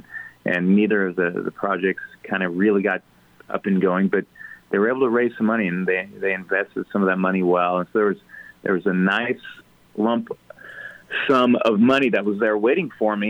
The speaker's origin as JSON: {"language": "English", "area": "Ellis County", "region": "Kansas", "country": "United States", "said": "I'm a German from Ellis County"}